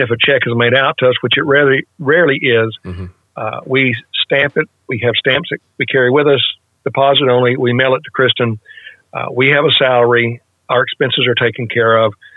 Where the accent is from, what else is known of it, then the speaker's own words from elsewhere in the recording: West Arkansas, United States; I grew up in West Arkansas in a mainline denominational church